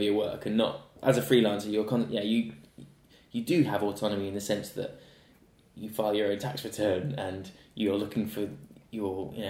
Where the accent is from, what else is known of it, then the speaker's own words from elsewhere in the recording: Gloucestershire, South West England, United Kingdom; moved away; I grew up in Gloucestershire